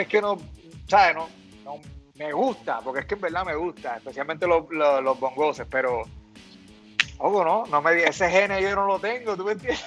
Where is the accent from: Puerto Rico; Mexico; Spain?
Puerto Rico; nosotros como puertorriqueños